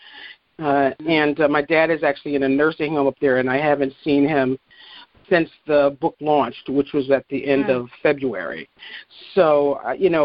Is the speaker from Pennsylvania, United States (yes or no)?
yes; Philadelphia, Pennsylvania, United States; moved away as an adult; also born or lived in Eastern Virginia; now in Virginia, United States; I am a native Philadelphian. I grew up in West Philadelphia between, I would say, 55th and Larchwood and 55th and Pine on a small street